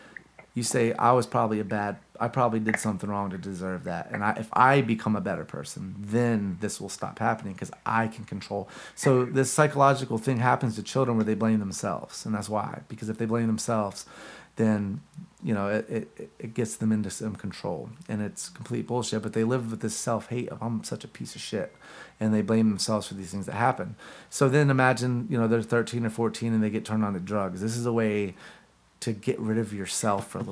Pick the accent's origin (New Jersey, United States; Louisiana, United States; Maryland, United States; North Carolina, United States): North Carolina, United States; Gastonia; where we grew up in Gastonia.